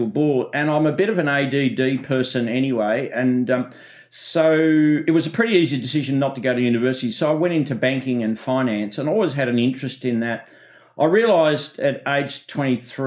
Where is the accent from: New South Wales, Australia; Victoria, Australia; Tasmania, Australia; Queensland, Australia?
Tasmania, Australia; also born or lived in Netherlands; as a boy growing up in Tasmania